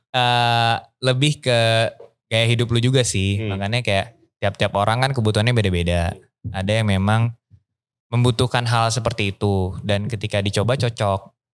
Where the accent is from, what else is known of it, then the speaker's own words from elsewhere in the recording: Bekasi, West Java, Indonesia; moved away as an adult; also born or lived in Bogor; now in Bali, Indonesia; kehidupan gua dari Bekasi Grew up di Bekasi and then kuliah ke Bogor